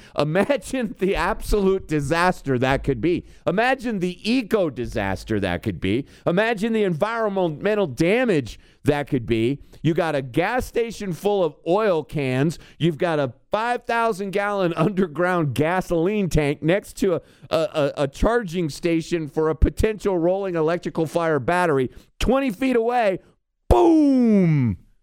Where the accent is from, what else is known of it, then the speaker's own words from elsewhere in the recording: rural Kentucky, United States; also born or lived in Louisville, Kentucky; now in Colorado, United States; the hinterlands in Kentucky, which is where I'm from